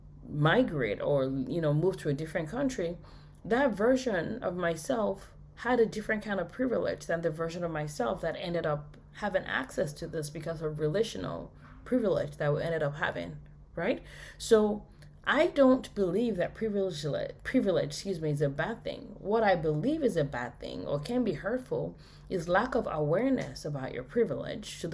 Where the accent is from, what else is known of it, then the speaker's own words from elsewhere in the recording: Nigeria; moved away as an adult; now in United States; I was born in Nigeria